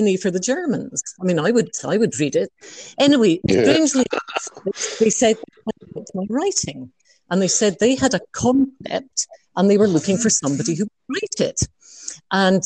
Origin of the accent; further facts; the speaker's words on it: Edinburgh, Scotland, United Kingdom; I grew up in Marchmont Road in Edinburgh